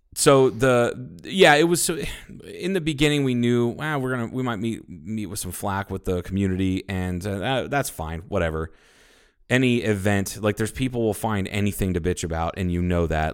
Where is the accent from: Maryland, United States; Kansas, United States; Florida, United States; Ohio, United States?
Ohio, United States; now in Kingman, United States; a high school conference that I was a part of when I grew up in Ohio